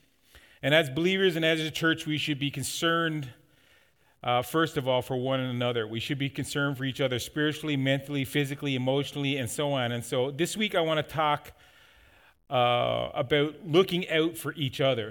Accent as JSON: {"language": "English", "region": "Newfoundland and Labrador", "country": "Canada", "tie": "born or raised there", "moved": "yes", "said": "When we were growing up in Newfoundland"}